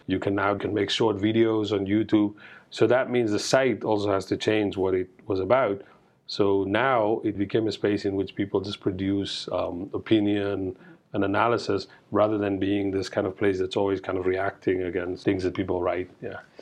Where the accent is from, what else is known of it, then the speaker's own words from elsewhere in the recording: Cape Town, Western Cape, South Africa; I'm from Cape Town. My parents are like working class